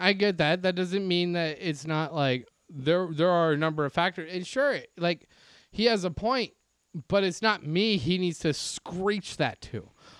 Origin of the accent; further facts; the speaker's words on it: Baltimore, Maryland, United States; I grew up in Baltimore.